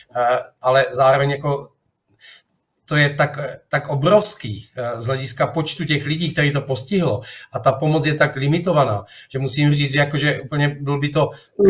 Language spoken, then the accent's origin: Czech; Boskovice, South Moravian Region, Czechia; moved away as an adult; now in Turkey; jsem Čech narozený v Boskovicích